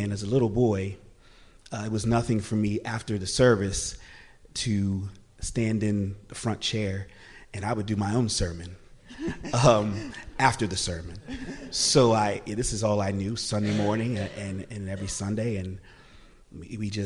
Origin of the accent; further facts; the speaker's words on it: Philadelphia, Pennsylvania, United States; I was born in Philadelphia